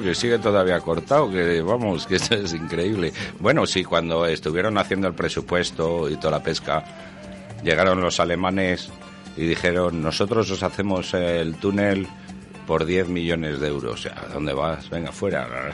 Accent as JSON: {"language": "Spanish", "region": "Castile and León", "country": "Spain", "said": "yo también que soy de Castilla y León"}